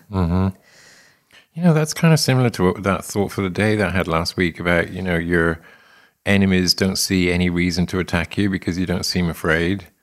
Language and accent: English; England, United Kingdom; moved away as an adult; also born or lived in London; now in United States; experienced in England, right? So, thirty-one years in England